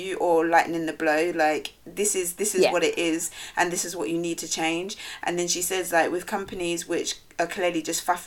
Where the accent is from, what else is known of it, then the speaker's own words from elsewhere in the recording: London, United Kingdom; us who've grown up in London